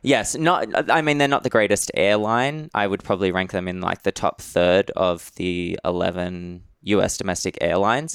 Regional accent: Sydney, New South Wales, Australia; accent: Australian; moved away as an adult; also born or lived in Madrid / Austin; So I grew up in Sydney, Aus, in Western Sydney

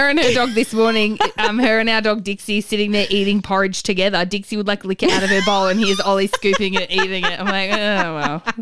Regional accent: Werribee, Victoria, Australia; My birthday weekend, I'm going to my hometown of Werribee.

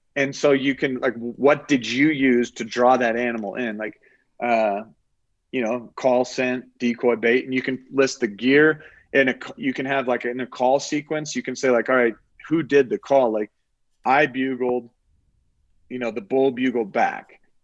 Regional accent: Oklahoma, United States; moved away as an adult; now in Colorado, United States; I grew up in Oklahoma fishing

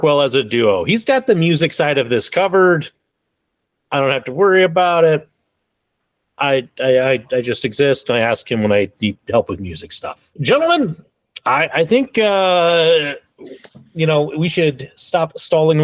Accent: Spearfish, South Dakota, United States; moved away; my hometown of Spearfish, South Dakota

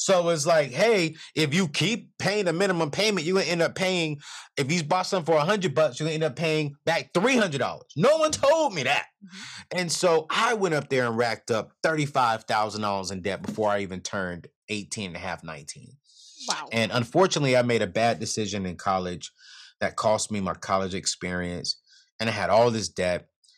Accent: California, United States; also born or lived in North Carolina; And so growing up in California with my mom, other dad, and siblings, and then I spent half of my life on in North Carolina with my dad and other mom. And so I'm literally West Coast, East Coast kind of guy

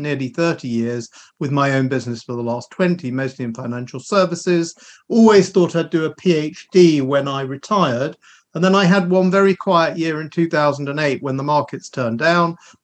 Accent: London, United Kingdom; I am a Londoner by birth. In fact, I was born in a suburb and lived in a suburb of London for my first 18 years, which is very famous in the UK. It's called Wembley

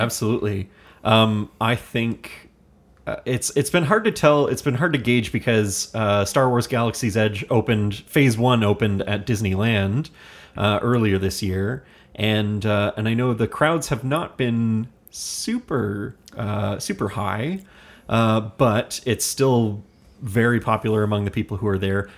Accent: Hamilton, Ontario, Canada; We are from Hamilton, Ontario

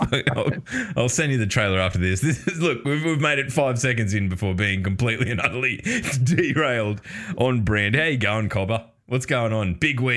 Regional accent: Australia; as an Australian

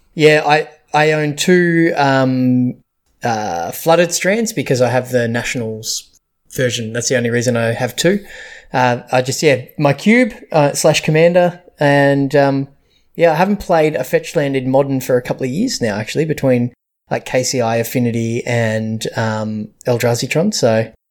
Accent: Australia; we're Australian

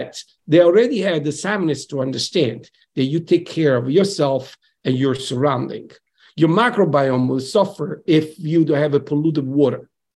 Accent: Salerno, Campania, Italy; now in Boston, United States; I'm coming from Salerno, at the south of Italy

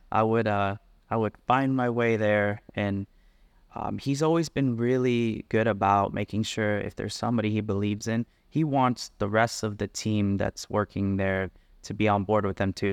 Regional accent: South Florida, United States; moved away as an adult; also born or lived in Berkeley, California; now in Las Vegas, United States; I grew up in South Florida

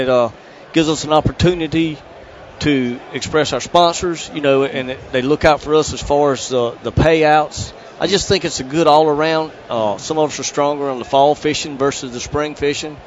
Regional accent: Johnsonville, South Carolina, United States; I'm from Johnsonville, South Carolina

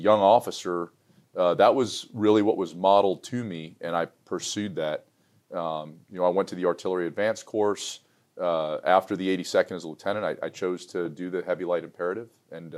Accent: New York City, New York, United States; I was born in New York City

